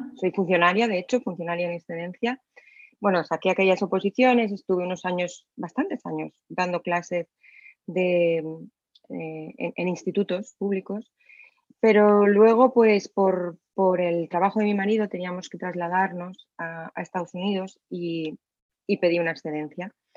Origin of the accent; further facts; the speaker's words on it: Alcoy, Valencian Community, Spain; en mi ciudad natal, en Alcoy